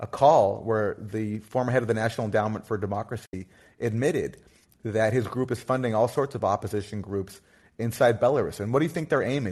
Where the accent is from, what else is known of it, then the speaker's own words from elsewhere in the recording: Canada; now in United States; I'm Canadian